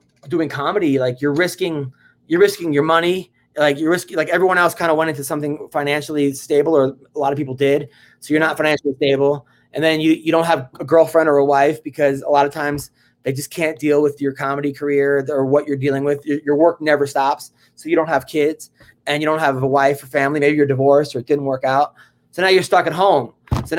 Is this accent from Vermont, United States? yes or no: no; New York, United States; now in Los Angeles, United States; I'm from New York